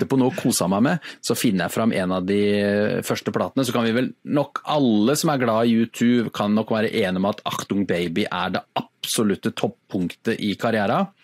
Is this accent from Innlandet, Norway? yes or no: yes; Innlandet, Norway; Jeg kommer fra Toten, og jeg kan spille gitar.